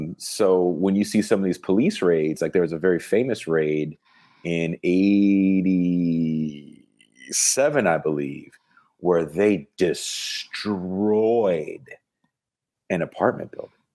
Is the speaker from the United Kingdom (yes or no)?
no; the Bay Area, California, United States; also born or lived in Oakland; I'm from the Bay.